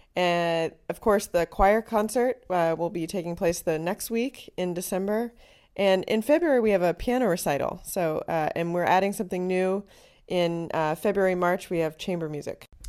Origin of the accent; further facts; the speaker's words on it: Chapel Hill, North Carolina, United States; moved away as an adult; also born or lived in Boston / Houston / Kenya; I'm originally from Chapel Hill, North Carolina